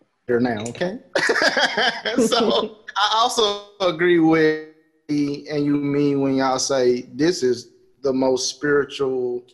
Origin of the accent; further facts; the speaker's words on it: Chicago, Illinois, United States; growing up in Chicago